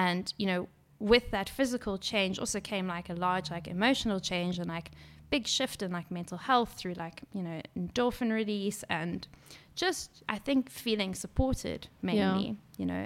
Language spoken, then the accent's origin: English; Durban, KwaZulu-Natal, South Africa; I grew up in Durban